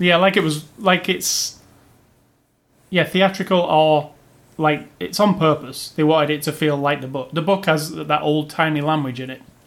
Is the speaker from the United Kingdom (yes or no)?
yes; England, United Kingdom; me as an Englishman